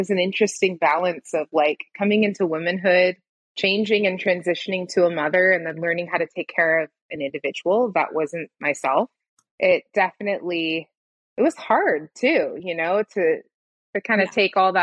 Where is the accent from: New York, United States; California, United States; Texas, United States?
California, United States; Santa Cruz County; now in Waco, United States; growing up in Santa Cruz County